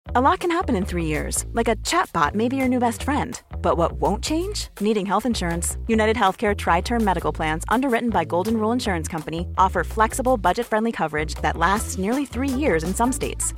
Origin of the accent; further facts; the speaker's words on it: Malakoff, Île-de-France, France; J'ai grandi euh, à Malakoff, dans le, sud de Paris